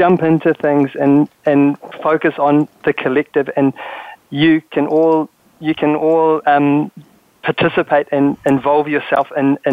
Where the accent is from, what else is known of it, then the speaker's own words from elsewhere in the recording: New Zealand; moved away; I'm from New Zealand originally